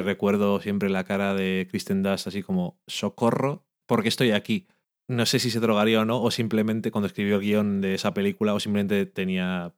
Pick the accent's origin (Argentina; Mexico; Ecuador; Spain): Spain; Burgos, Castile and León; no dejamos de ser de Burgos